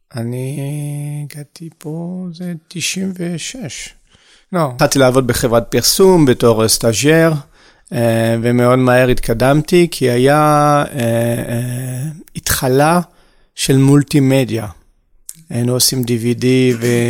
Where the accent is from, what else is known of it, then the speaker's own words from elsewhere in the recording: France; Hebrew is a second language; moved away as an adult; also born or lived in Haifa, Israel / Paris, France; now in Israel; נולדתי בארץ, כמה שזה מפתיע, אה, בחיפה. אה, ועזבתי בגיל 6 ולחיות בצרפת